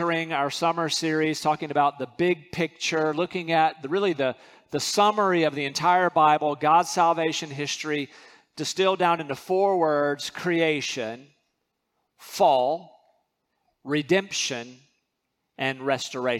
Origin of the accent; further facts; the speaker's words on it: North Carolina, United States; moved away; I'm from North Carolina.